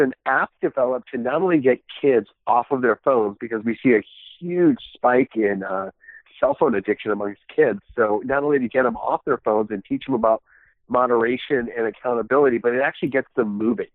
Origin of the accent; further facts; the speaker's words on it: New York, United States; also born or lived in Tbilisi, Georgia; I was born in Tbilisi, Georgia, Soviet Union. And immigrated to the United States, and I was raised in on the East Coast in New York